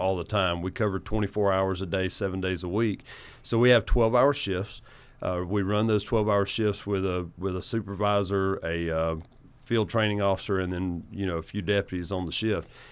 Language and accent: English; United States; I'm from Oconee County. My family has, uh, lived in Oconee County for nearly nine generations now.